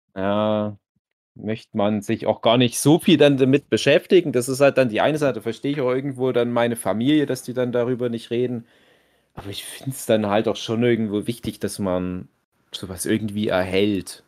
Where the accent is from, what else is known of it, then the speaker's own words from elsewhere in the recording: Griesbach, Germany; in meinem Heimatdorf, dem winzig kleinen Ort Griesbach